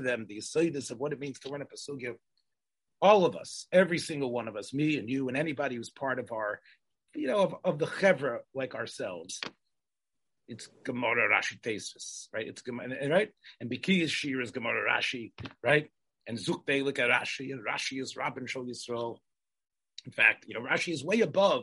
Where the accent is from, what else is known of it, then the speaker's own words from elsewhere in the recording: Memphis, Tennessee, United States; growing up in Memphis, Tennessee